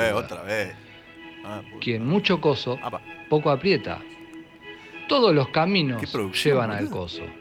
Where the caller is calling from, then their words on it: Liniers, Buenos Aires, Argentina; de Liniers.